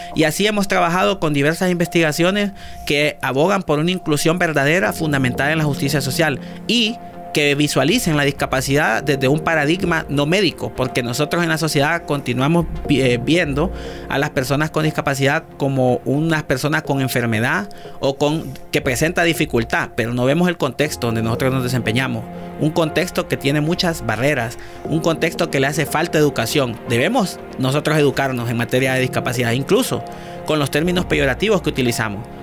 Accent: Honduras

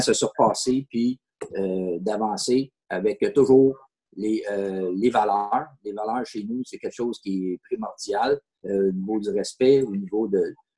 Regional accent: Sainte-Thérèse, Quebec, Canada; Je viens de saint thérèse je suis quelqu'un de la région. OK. Euh, je suis un gars de la place

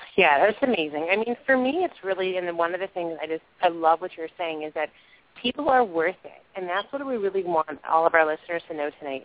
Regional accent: New York, United States; raised in New York, so right from my hometown.

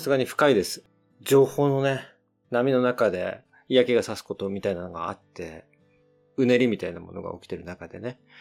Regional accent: United States; also born or lived in Australia; アメリカ生まれでオーストラリアに1年、高校生16歳の時に行ってまして

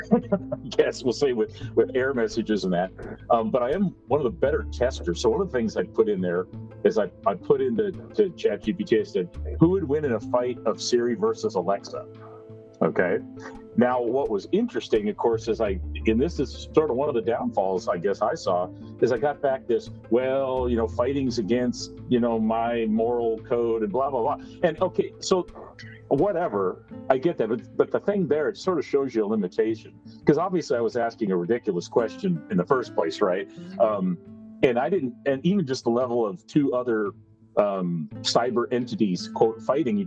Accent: Rochester, Minnesota, United States; also born or lived in Iowa / College Station, Texas / Rapid City, South Dakota / Houston, Texas; now in New Braunfels, United States; I grew up in Rochester, Minnesota

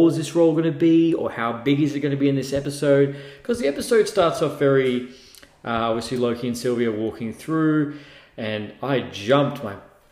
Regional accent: Australia; being an Australian, because we call them Crocs down here

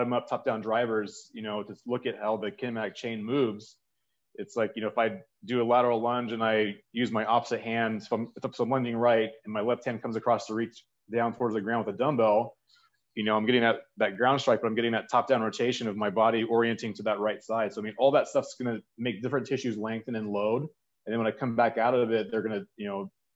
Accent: the Bay Area, California, United States; moved away; I grew up in the Bay Area. So it's kind of like, you know, hometown team

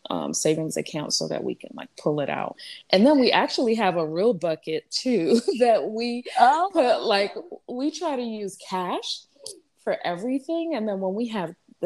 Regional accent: New York City, New York, United States; also born or lived in Montreal, Canada; now in South Florida, United States; I'm originally from New York, Brooklyn, New York

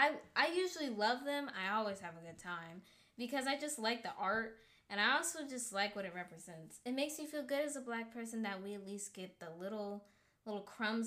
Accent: Georgia, United States; But we're also from Georgia

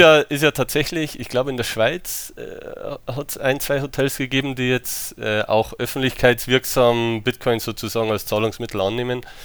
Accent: Germany; also born or lived in United States; ich bin in den USA geboren. Äh, meine Mutter ist Amerikanerin äh, und mit drei Jahren bin ich dann nach Deutschland gekommen

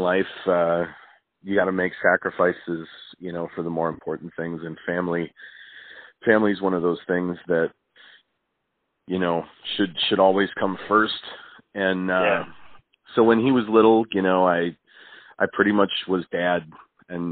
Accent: Wisconsin, United States; also born or lived in Milwaukee, Wisconsin; I grew up in Wisconsin.

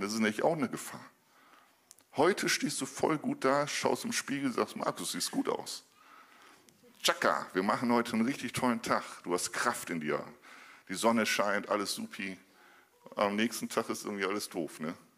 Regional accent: Northern Germany, Germany; als Norddeutscher

